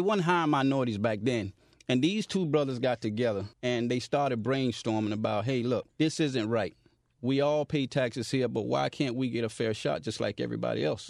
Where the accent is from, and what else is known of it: Miami, Florida, United States; born or raised there